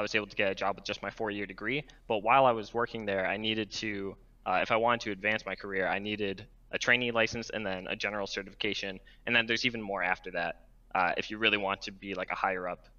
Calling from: Rochester, New York, United States; Hey, I'm calling from Rochester, New York.

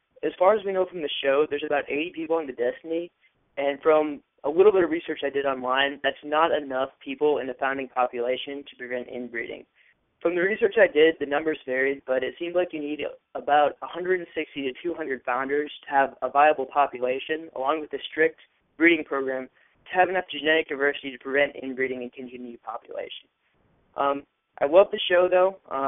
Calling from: Ames, Iowa, United States; from Ames, Iowa. I'm a longtime listener, first time I've ever called.

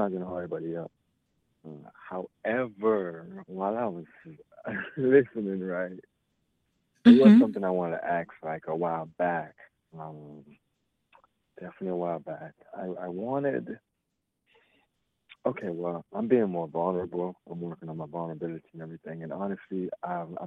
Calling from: Miami, Florida, United States; I'm calling from Miami, Florida

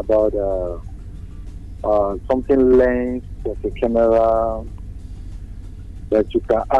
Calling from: Lagos, Nigeria; I'm calling from Lagos.

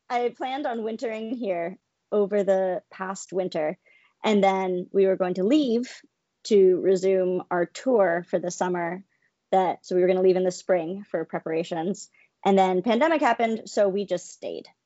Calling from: St. Petersburg, Florida, United States; St. Petersburg, Florida.

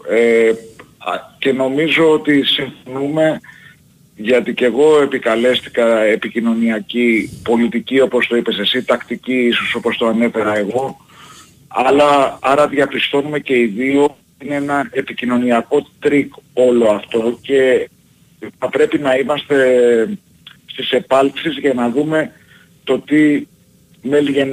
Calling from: Heraklion, Crete, Greece; Τηλεφωνώ από την πιο όμορφη από τις άσχημες πόλεις του κόσμου. … από το Ηράκλειο.

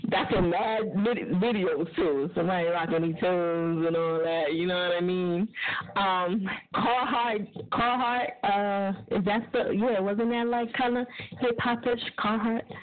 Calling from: Fort Lauderdale, Florida, United States; Fort Lauderdale, yes.

